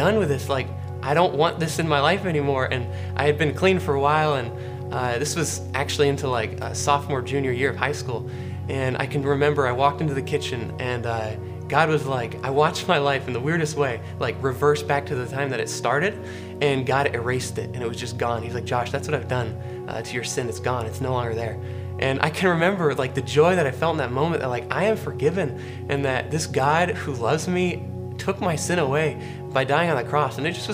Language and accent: English; Charleston, South Carolina, United States; also born or lived in Greenville, South Carolina; I was born actually in Greenville, South Carolina, but moved to Charleston, South Carolina when I was about 5 years old